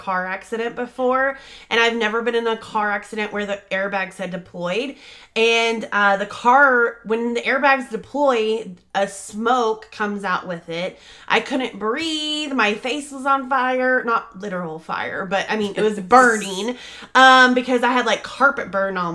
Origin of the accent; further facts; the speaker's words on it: North Richland Hills, Texas, United States; North Richland Hills. That's my hometown